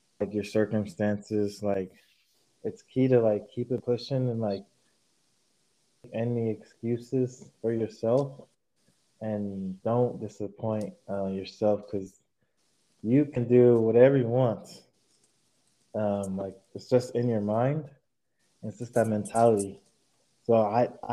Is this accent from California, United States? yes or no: yes; Sacramento, California, United States; playing for my hometown team